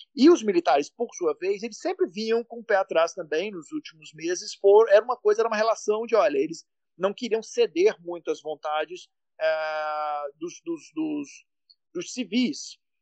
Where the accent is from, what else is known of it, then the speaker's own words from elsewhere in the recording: Minas Gerais, Brazil; Eu sou de Minas